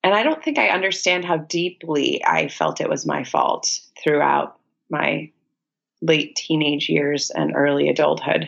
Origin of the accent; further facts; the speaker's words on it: a small city in Virginia, United States; moved away as an adult; now in New York City, United States; my hometown in a small city in Virginia